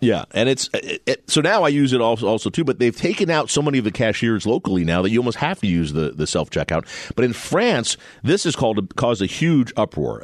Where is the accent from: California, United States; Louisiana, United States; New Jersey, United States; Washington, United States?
New Jersey, United States; now in Arizona, United States; when I grew up in New Jersey